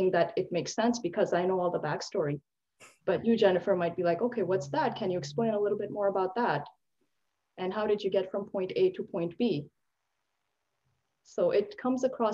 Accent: Pakistan; being a Pakistani and a South Asian woman

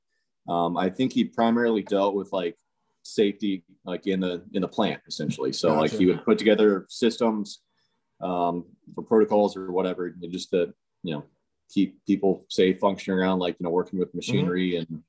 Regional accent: Castalia, Ohio, United States; moved away as an adult; also born or lived in Willshire, Ohio / Mexico; we just moved back up into Ohio, where I'd spent largest majority of my life, which was a place called Castillo, Ohio. Really small town. Every time I tell someone, you know, oh yeah, that's where I'm from

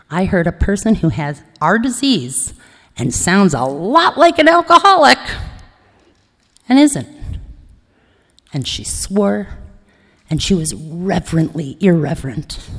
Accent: Ithaca, New York, United States; born there; I was born in Ithaca, New York.

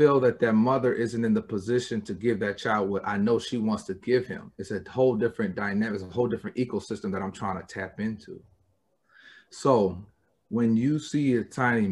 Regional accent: Michigan, United States; I'm from Michigan

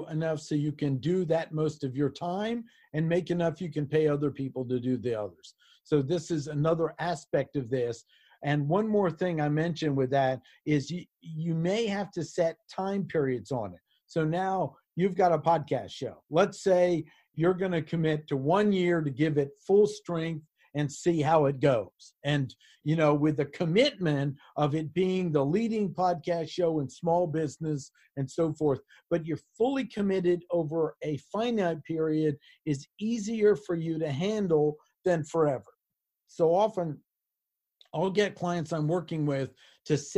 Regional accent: Washington, District of Columbia, United States; now in North Carolina, United States; I was born and raised in Washington, D.C. I love it here.

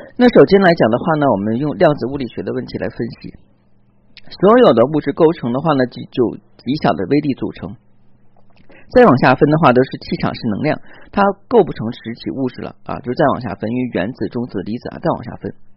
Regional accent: China; 我们中国人

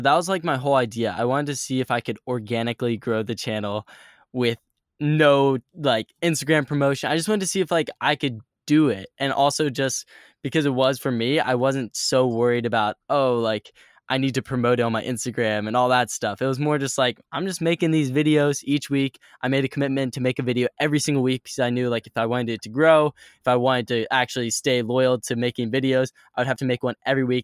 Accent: Richmond, Virginia, United States; moved away as an adult; my hometown is Richmond, Virginia, and it is just a cool little town in Virginia, and I grew up

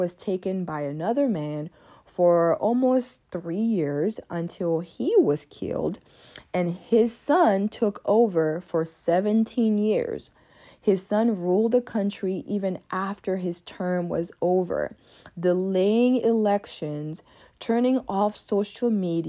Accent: Côte d’Ivoire; Being born and raised in Africa for part of my life gives me a unique perspective on American politics. You see, when I was born, even though I was born in Ivory Coast, the Congo was under the presidency of Mobutu

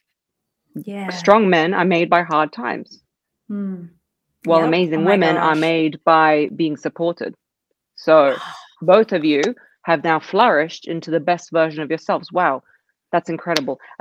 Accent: England, United Kingdom; also born or lived in Russia; I was raised in England.

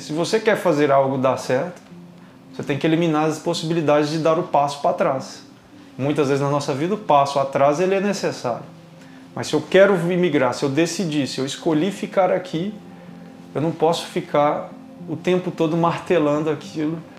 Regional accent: Belo Horizonte, Minas Gerais, Brazil; moved away as an adult; now in Braga, Portugal; sou brasileiro, eh, vivia numa cidade que chamava Belo Horizonte, eh, no estado de Minas Gerais

